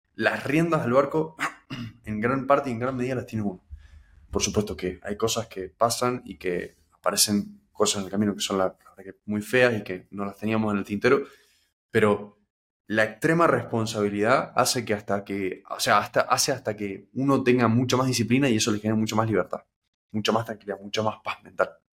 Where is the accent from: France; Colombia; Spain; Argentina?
Argentina; Mendoza; yo no tengo parientes acá, yo soy de Mendoza